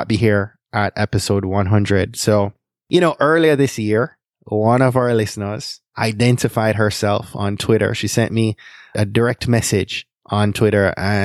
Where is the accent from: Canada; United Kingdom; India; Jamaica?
Jamaica; now in United States; growing up in Jamaica in the 80s and 90s